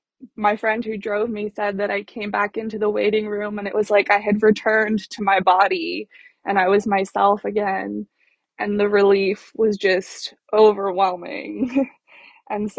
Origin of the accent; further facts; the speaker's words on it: California, United States; I grew up in California